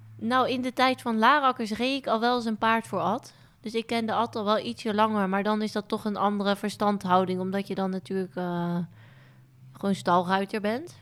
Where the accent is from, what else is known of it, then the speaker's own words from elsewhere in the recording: Onnen, Groningen, Netherlands; ik ben opgegroeid in Groningen, in Onne om precies te zijn, een heel klein dorpje